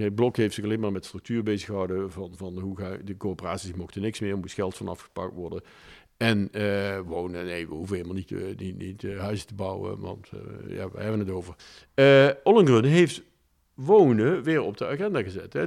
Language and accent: Dutch; Maastricht, Limburg, Netherlands; ik ben opgegroeid in Maastricht